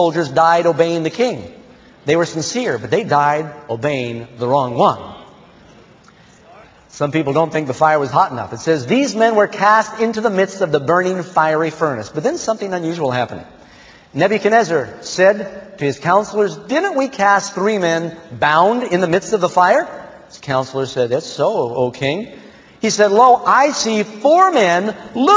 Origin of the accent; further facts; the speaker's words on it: United States; I am an American, and I'm technically a Protestant